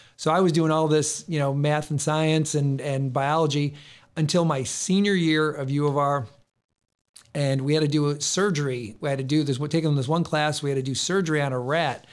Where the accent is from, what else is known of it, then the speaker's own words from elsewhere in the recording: Rochester, New York, United States; I was born and raised in Rochester